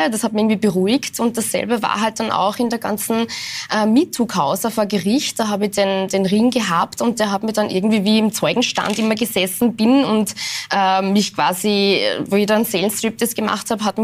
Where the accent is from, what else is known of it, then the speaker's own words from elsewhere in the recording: Linz, Upper Austria, Austria; now in Vienna, Austria; Im Herzen werde ich immer die Linzerin sein.